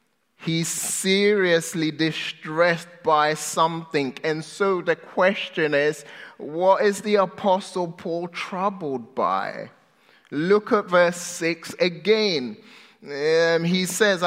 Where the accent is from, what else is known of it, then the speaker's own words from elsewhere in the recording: United Kingdom; now in United States; I'm British.